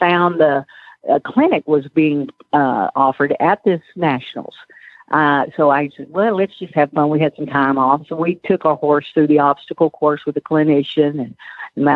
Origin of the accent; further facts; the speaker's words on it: Waco, Texas, United States; I grew up in Waco, and then I went to Texas A&M University